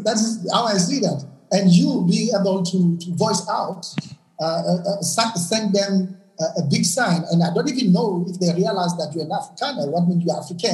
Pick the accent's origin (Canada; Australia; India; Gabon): Gabon; I'm from Gabon